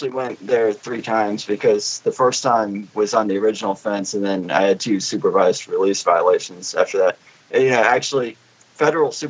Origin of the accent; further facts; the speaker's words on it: Richmond, Virginia, United States; moved away; I'm from Richmond